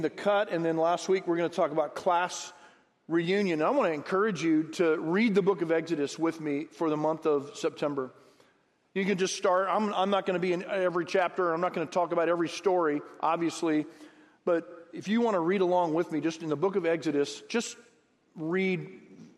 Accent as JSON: {"language": "English", "town": "Harlingen", "region": "Texas", "country": "United States", "tie": "born or raised there", "said": "I'm from the Rio Grande Valley. Graduated from Harlingen High School 37 plus years ago"}